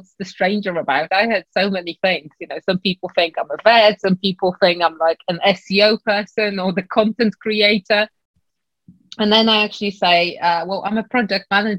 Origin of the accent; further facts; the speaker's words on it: Poland; moved away as an adult; now in London, United Kingdom; I came originally from Poland